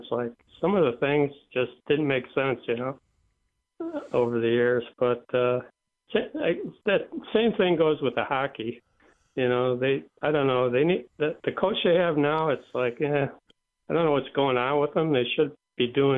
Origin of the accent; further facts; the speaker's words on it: Germany; now in Buffalo, United States; I was born in Germany, became a citizen here in 1979 so I could vote.